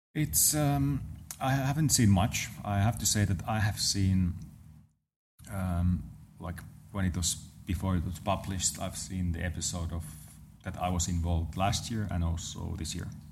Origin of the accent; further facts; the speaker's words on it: Lahti, Päijät-Häme, Finland; around my hometown, there's those roads that are just meant to be driven, uh, fast. Um, so nice. So around Lahti area in, in Finland